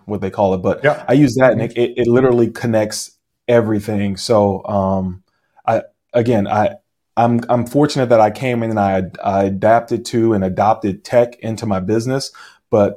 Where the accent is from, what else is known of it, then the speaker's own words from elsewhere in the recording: New Orleans, Louisiana, United States; now in Chino Hills, United States; I'm not from California. I'm actually from New Orleans